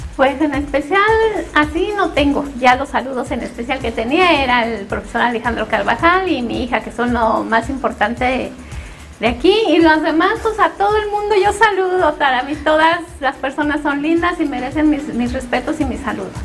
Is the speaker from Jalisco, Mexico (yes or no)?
no; Mexico City, Mexico; moved away; Yo sola me iba al mandado a los ocho años, soy de la Ciudad de México